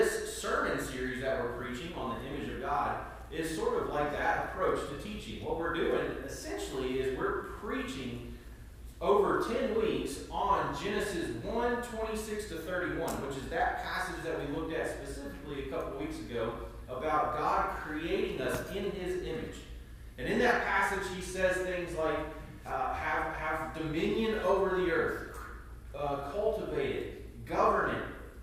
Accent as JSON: {"language": "English", "country": "United States", "also_born_or_lived": "Ireland", "lives_now": "Batesburg-Leesville, United States"}